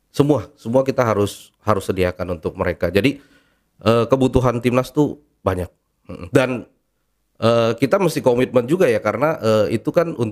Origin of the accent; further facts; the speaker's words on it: Indonesia; saya lahir di Indonesia, uh, gede juga makan beras Indonesia, sekolah pun sekolah Indonesia